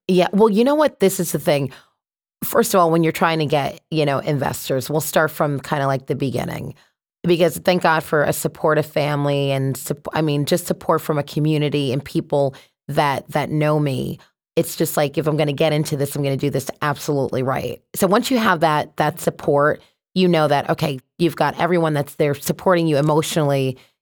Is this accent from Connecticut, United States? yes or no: yes; Connecticut, United States; also born or lived in Boston; So I'm from Connecticut. So born and raised here, went to college in Boston